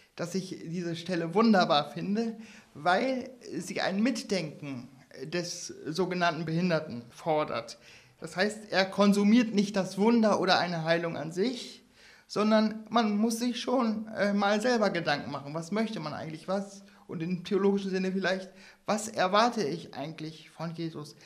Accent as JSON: {"language": "German", "region": "Northern Germany", "country": "Germany", "said": "als Norddeutscher sehr heimisch fühlen"}